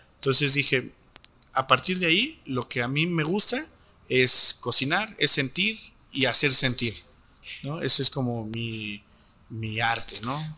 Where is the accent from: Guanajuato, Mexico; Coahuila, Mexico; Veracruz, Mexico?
Coahuila, Mexico; Torreón; Nací en Torreón, Coahuila, allí en el año de 1991